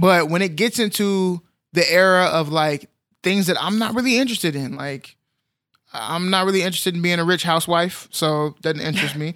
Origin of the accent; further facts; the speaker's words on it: United States; I'm American.